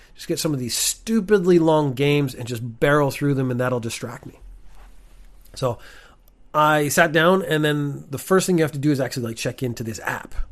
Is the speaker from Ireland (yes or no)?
yes; Ireland; also born or lived in Canada; now in Japan; I was born in Ireland.